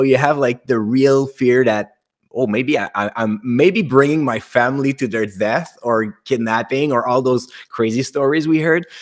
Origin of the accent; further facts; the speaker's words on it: Canada; accent: French Canadian; I'm French Canadian by the accent